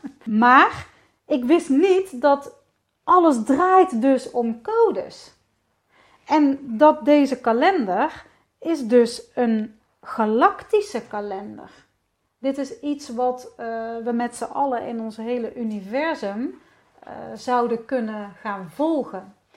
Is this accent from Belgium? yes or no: no; Netherlands; ik ben gewoon een Hollandse vrouw